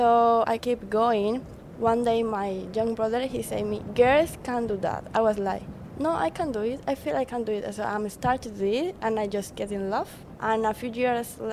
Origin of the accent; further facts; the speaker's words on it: Colombia; English is a second language; moved away as an adult; also born or lived in Brisbane, Australia; now in Cairns, Australia; I'm from Colombia. It's in Latin America. I'm from the countryside, from a small town into the mountains, surrounded by nature.